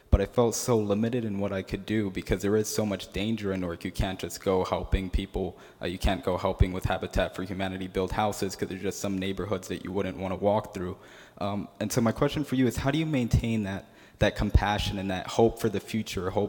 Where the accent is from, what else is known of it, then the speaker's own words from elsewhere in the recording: Newark, New Jersey, United States; I'm from Newark, New Jersey. Uh, so, growing up in the inner city, I've seen so much poverty, I've seen so much homelessness, so much crime.